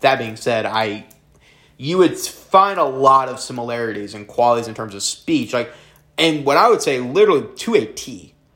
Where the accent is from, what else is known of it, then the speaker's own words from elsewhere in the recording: the South, United States; We are both people from the South.